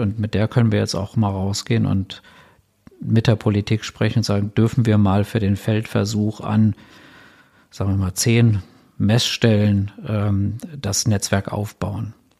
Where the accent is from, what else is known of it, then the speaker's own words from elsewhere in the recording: Berlin, Germany; Als, als Berliner